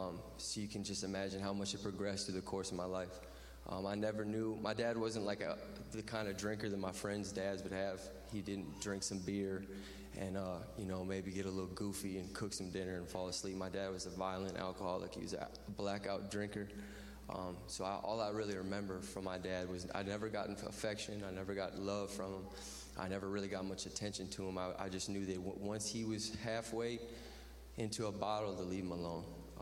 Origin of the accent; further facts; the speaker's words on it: Lafayette, Louisiana, United States; I'm 30 years old. I'm from Lafayette, Louisiana. That's way at the bottom of the boot, about 30 miles north of the Gulf of Mexico.